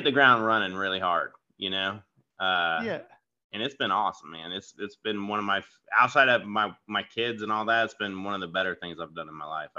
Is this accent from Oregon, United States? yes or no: no; Florida, United States; also born or lived in California / Washington / New York / Georgia; I'm originally from Florida, but I've moved around all over. So I've lived in like California and Washington State, New York, Georgia, South Carolina.